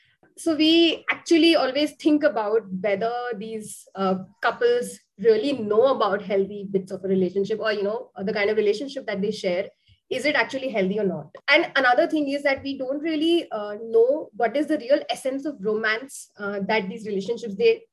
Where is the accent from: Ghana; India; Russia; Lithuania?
India; growing up in India